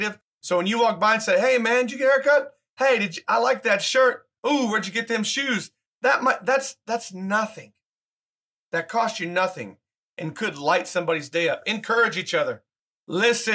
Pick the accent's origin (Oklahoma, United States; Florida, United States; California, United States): Oklahoma, United States; I grew up like in Oklahoma State, in Oklahoma.